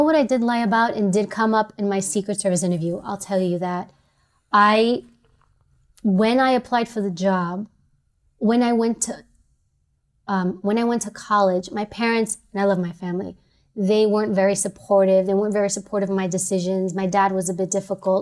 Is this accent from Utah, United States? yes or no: no; New York City, New York, United States; growing up in New York